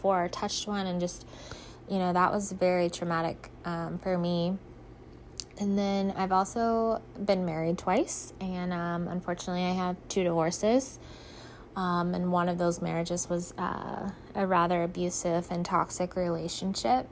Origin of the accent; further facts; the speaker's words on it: Ohio, United States; I'm from Ohio. I was born and raised here